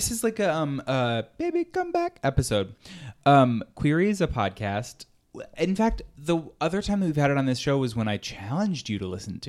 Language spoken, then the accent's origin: English; Northeast Ohio, United States; moved away; growing up in Northeast Ohio, I would say pop, which is regional. Mm-hmm. It's a little different, I guess, because folks all over say different things, but now I say soda.